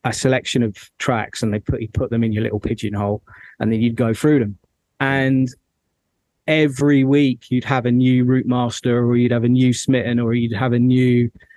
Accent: London, United Kingdom; moved away as an adult; also born or lived in Midlands; now in near Birmingham, United Kingdom; So I'm from London, but I moved to the Midlands about 8 years ago. So I live just north of Birmingham.

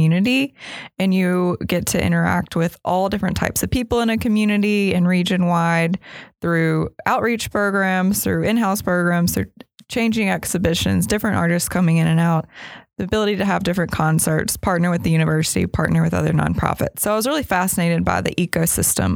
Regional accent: Mississippi, United States; Growing up in Mississippi was definitely a large part of why I was able to pursue the arts

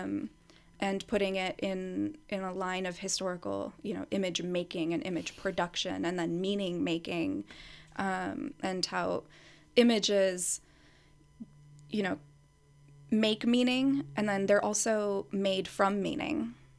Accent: United States; I was born and raised in the U S

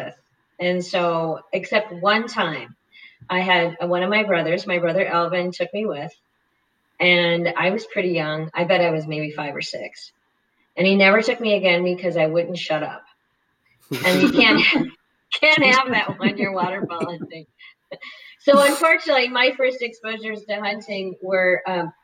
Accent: North Dakota, United States; I grew up in North Dakota on a cattle ranch, small grain farm

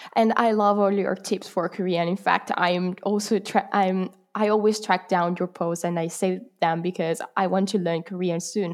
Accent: Italy; English is a second language; I am from Italy.

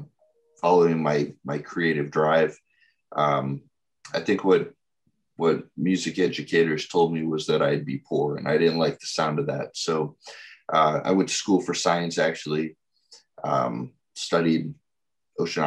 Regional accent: Wheaton, Illinois, United States; I was born and raised in Wheaton, Illinois.

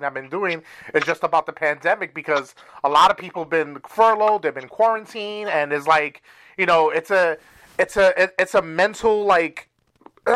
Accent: New York City, New York, United States; I'm from New York

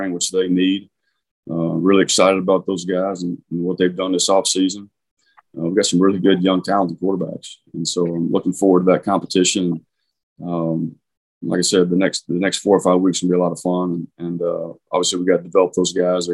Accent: Oklahoma, United States; moved away as an adult; also born or lived in Virginia; growing up in Oklahoma

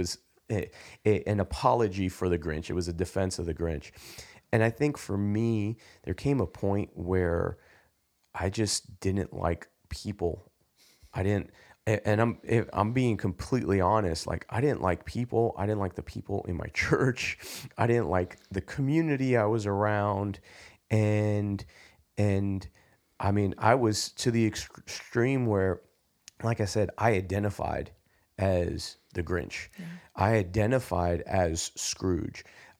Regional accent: New York, United States; you mentioned growing up in the city, growing up in New York, the atmosphere, the air.

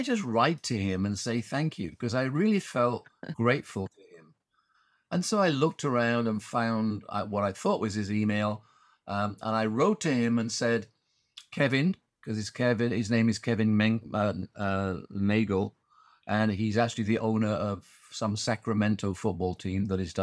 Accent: Huddersfield, Yorkshire and the Humber, United Kingdom; moved away as an adult; now in Singapore; My hometown football team, Huddersfield

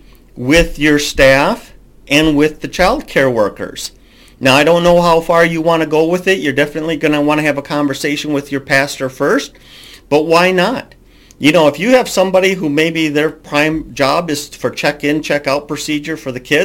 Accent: Minnesota, United States; I'm from Minnesota

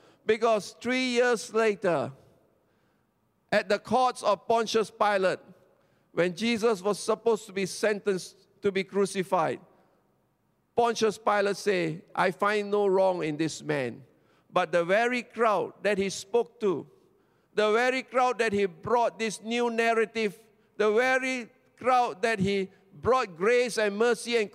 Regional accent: Petaling Jaya, Selangor, Malaysia; I come from Petaling Jaya, SS2.

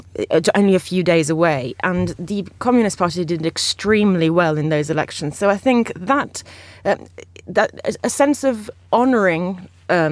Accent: Italy; I'm not Australian, and I am indeed Italian.

